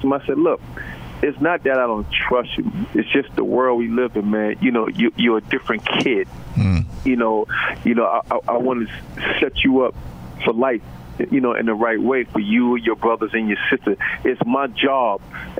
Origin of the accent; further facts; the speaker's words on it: New York City, New York, United States; growing up in Brooklyn and growing up in New York